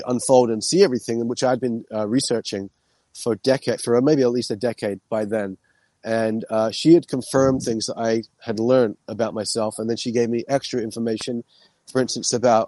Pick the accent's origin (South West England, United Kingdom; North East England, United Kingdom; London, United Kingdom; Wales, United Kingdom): London, United Kingdom; moved away; also born or lived in New York City; I'm from London originally.